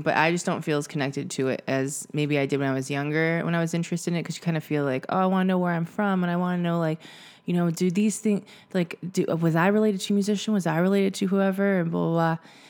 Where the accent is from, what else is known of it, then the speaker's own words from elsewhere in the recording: United States; But also I think my perspective is that I'm American and I have all these connections to all these places and that's great.